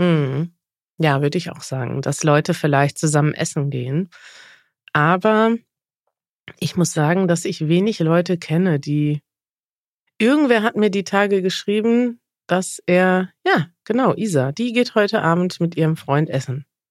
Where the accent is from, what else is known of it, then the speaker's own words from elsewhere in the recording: Mexico; German is a second language; Mexiko, mein Heimatland